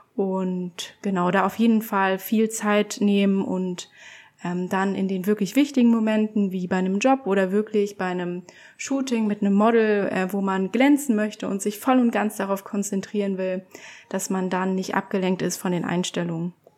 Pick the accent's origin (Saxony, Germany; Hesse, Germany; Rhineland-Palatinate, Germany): Saxony, Germany; Leipzig; ich bin 24 Jahre jung und bin Porträt- und Commercial-Fotografin aus Leipzig